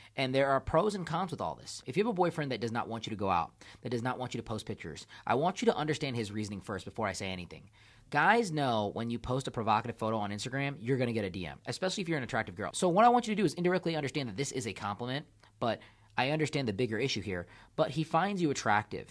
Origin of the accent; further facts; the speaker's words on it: India; my country, I'm from India